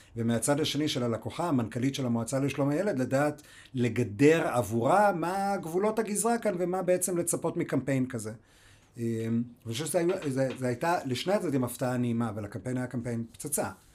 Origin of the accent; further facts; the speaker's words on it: United States; now in Israel; נולדתי באמריקה